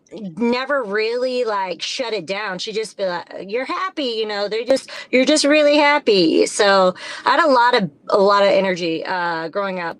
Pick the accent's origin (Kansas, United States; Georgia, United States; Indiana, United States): Indiana, United States; southern; So we moved southern Indiana to 188 acres on a farm.